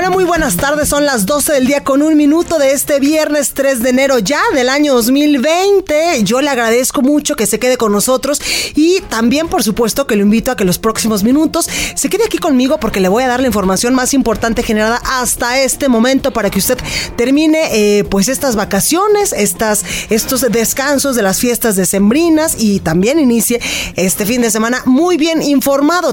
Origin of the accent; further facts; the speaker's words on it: Guadalajara, Jalisco, Mexico; now in Mexico City, Mexico; en Guadalajara, Jalisco, en mi tierra, en La Perla, Tapatía